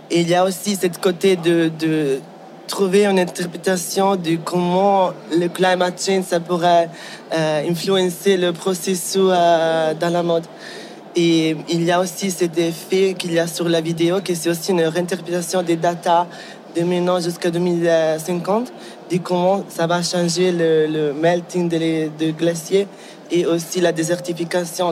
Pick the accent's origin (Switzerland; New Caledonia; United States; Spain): Switzerland; Ticino; French is a second language; moved away; also born or lived in Basel / Amsterdam / Paris / London; J'ai grandi au Tessin